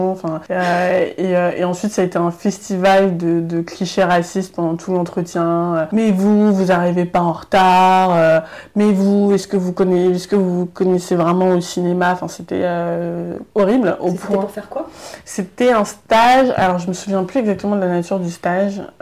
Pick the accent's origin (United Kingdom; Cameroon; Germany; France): Germany; French is a second language; ben voilà moi je viens de d'Allemagne donc il y avait des étudiants qui venaient d'Allemagne